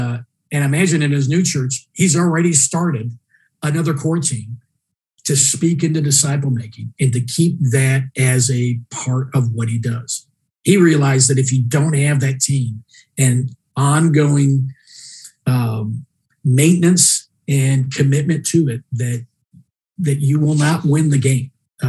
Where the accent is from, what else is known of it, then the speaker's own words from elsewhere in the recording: Mexico; You know, I told you earlier about my family growing up in Mexico